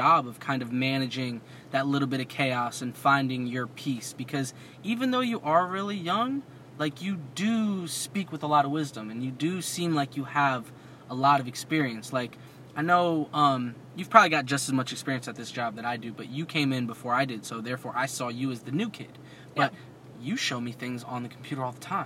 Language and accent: English; New Jersey, United States; I come from Jersey